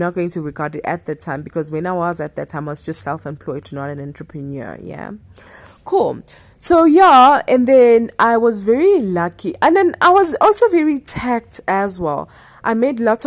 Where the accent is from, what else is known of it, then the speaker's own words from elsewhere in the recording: Durban, KwaZulu-Natal, South Africa; moved away as an adult; now in Johannesburg, South Africa; I was coming from Durban, fresh from Durban, and Durban was the only thing that I knew